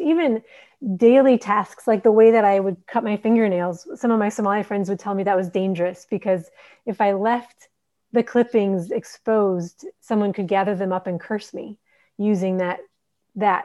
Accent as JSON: {"language": "English", "town": "Minneapolis", "region": "Minnesota", "country": "United States", "tie": "born or raised there", "also_born_or_lived": "Horn of Africa", "moved": "as an adult", "lives_now": "Djibouti", "said": "I'm an American. I grew up in Minneapolis, Minnesota"}